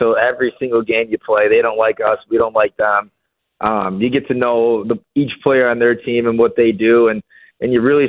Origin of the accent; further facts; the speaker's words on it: Buffalo, New York, United States; also born or lived in Michigan; it's my hometown team.